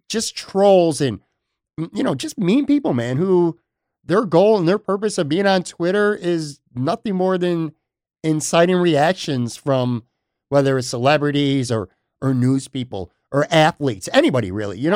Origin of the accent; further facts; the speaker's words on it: Western New York, United States; moved away as an adult; now in Florida, United States; born and raised in Western New York as well. I have lived down in Florida now for the past five years